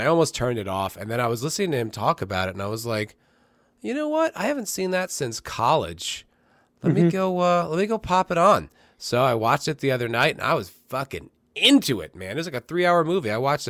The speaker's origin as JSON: {"language": "English", "region": "East Coast", "country": "United States", "tie": "born or raised there", "said": "like at least where I grew up in the East Coast"}